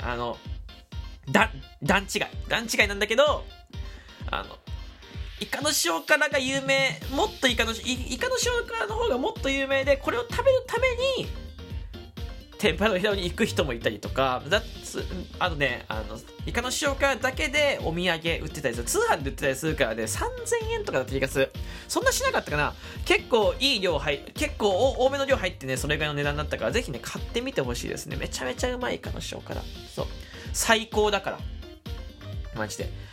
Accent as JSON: {"language": "Japanese", "region": "Fukuoka", "country": "Japan", "tie": "born or raised there", "moved": "as an adult", "lives_now": "Chiba, Japan", "said": "僕福岡出身なんです"}